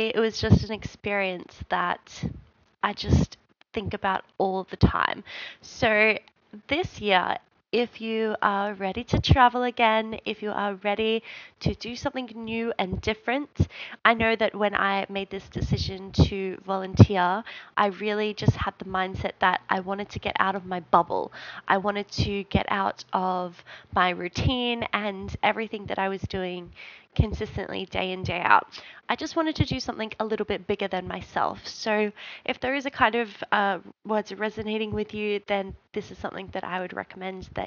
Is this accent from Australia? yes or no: yes; Australia; we're from Australia